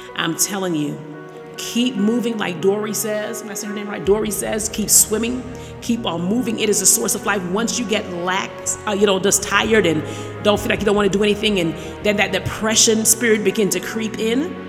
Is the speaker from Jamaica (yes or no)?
yes; Jamaica; moved away; the island of Jamaica. Yes, my hometown.